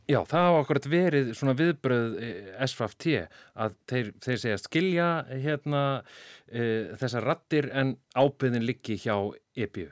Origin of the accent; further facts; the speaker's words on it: Iceland; við Íslendingar